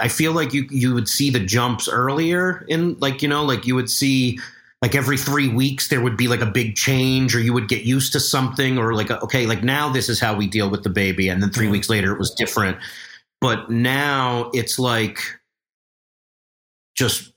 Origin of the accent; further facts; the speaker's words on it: New York, United States; I'm from New York